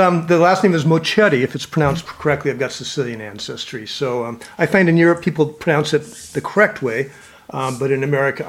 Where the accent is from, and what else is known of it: Seattle, Washington, United States; accent: American